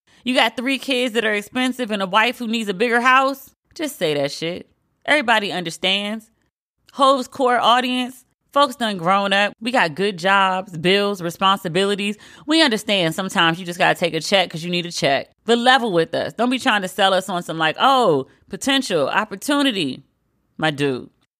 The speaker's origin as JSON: {"language": "English", "region": "East Coast", "country": "United States", "said": "And I've moved among the West to learn your ways. But I'm still real East Coast. Although I think my accent is going away."}